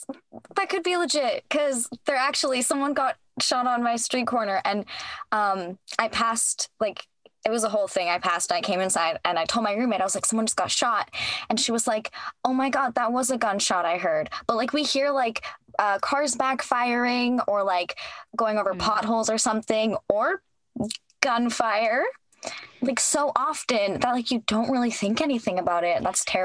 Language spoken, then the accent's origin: English; Canada; What, just because I'm Canadian, you think I have beaver jokes?